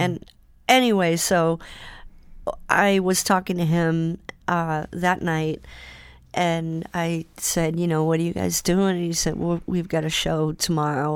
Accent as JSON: {"language": "English", "town": "Salem", "region": "Massachusetts", "country": "United States", "tie": "born or raised there", "also_born_or_lived": "Boston", "said": "Salem that morning, and that's my hometown"}